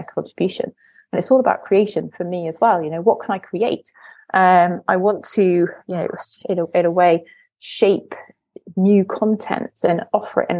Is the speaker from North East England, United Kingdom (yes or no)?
yes; North East England, United Kingdom; I was brought up in the northeast of England in the 90s